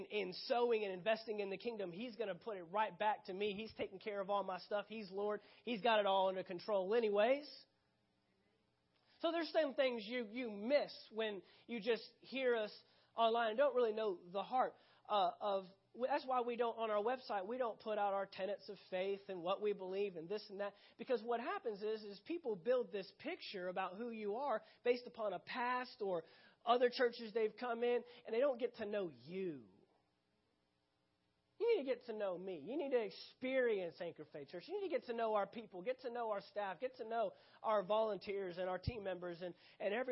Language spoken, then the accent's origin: English; Dallas, Texas, United States; right where I grew up in the Dallas, Texas area